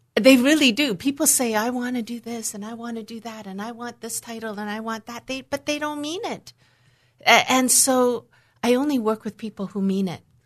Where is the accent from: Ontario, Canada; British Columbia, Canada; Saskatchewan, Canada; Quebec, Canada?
British Columbia, Canada; Vancouver; also born or lived in Hong Kong; I was born in Hong Kong in 1962. And for a variety of reasons, I was given to my grandparents, my maternal grandparents, to raise me until the age of five and a half, at which time my parents decided to leave and restart and rebuild a life in Vancouver, Canada